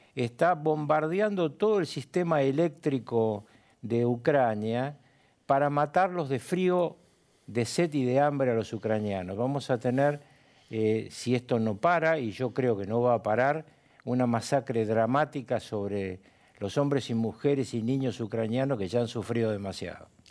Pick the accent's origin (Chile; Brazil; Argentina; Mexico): Argentina; en mi país, en la República Argentina